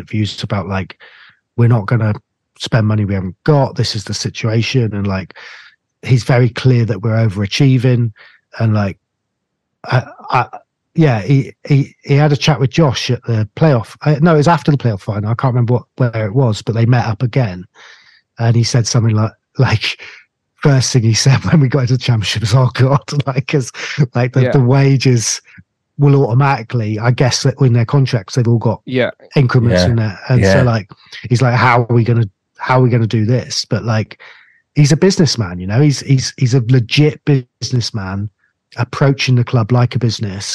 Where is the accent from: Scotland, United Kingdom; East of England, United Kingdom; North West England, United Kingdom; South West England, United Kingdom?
South West England, United Kingdom; Cornwall; I'm Cornish